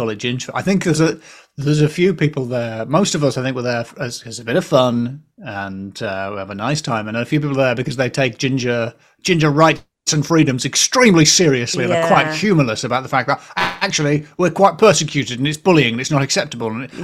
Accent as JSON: {"language": "English", "area": "the Northeast", "region": "North East England", "country": "United Kingdom", "tie": "born or raised there", "moved": "yes", "said": "I grew up in the Northeast"}